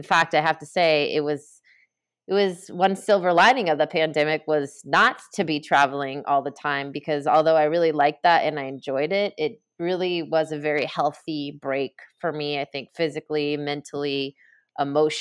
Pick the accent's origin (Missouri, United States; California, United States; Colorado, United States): California, United States; Bay Area; I'm from California. I'm from the Bay Area. So yeah, I grew up in the Bay Area before tech took over there